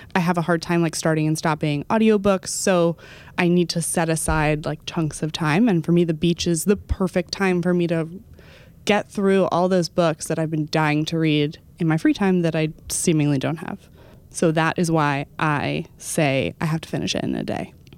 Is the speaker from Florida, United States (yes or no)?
no; Dallas, Texas, United States; moved away; I went back to my hometown recently. I went back to Dallas